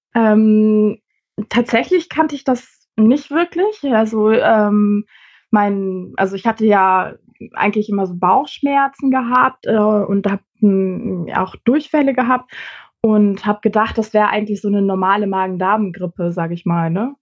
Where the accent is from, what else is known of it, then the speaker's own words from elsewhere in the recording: Celle, Lower Saxony, Germany; now in Hamburg, Germany; wohne mittlerweile in Hamburg, komme aber ursprünglich aus äh, Celle.